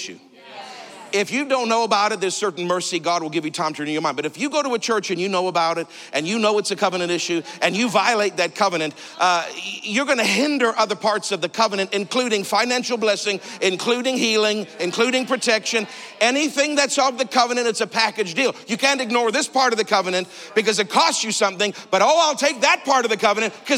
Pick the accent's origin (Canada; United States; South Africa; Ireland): Canada; I'm Canadian.